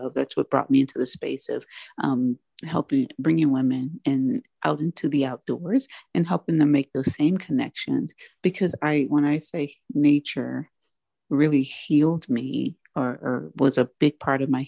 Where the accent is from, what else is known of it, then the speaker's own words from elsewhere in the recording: United States; I am African American, I'm Black, so I my community is Black